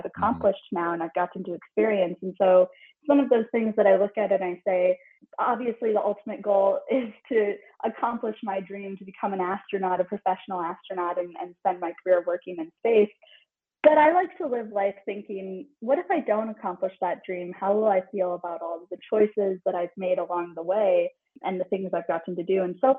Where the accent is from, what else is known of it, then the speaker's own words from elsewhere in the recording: Midwest, United States; But I was just a kid growing up in the Midwest